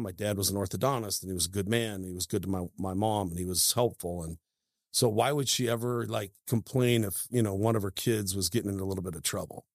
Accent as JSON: {"language": "English", "region": "Idaho", "country": "United States", "tie": "born or raised there", "also_born_or_lived": "Seattle, Washington", "said": "when people say, \"Hey, where you from?\" you know, if I'm out and about, I say Idaho"}